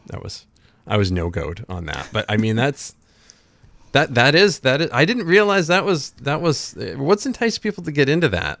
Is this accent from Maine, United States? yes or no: yes; Rumford, Maine, United States; I was born in Rumford.